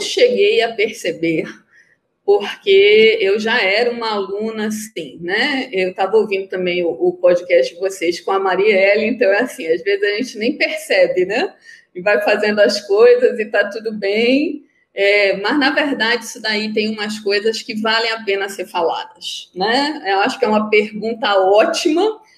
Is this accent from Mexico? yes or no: no; Belém, Pará, Brazil; moved away as an adult; now in Manaus, Brazil; Eu sou paraense, né? Nasci em Belém, fiz o FPA, Federal do Pará, é, assisti meu curso todo lá, fiz tudo lá